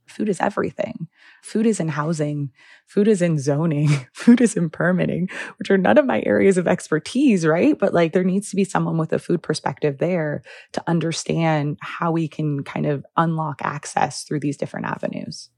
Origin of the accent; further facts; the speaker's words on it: Los Angeles, California, United States; now in Chicago, United States; I am actually a, originally a Los Angeles native